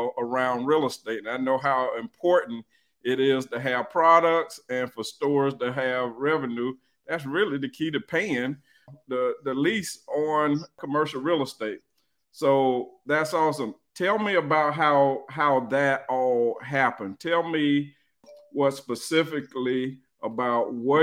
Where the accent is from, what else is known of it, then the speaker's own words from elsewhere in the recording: Jacksonville, Florida, United States; I'm from Jacksonville, Florida, too